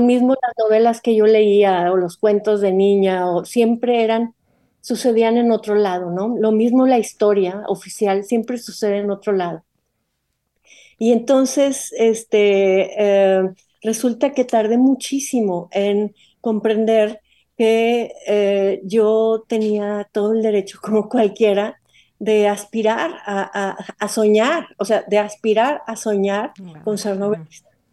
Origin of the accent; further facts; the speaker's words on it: Monterrey, Nuevo León, Mexico; soy de Monterrey y de una cierta época, de los años, en los años 60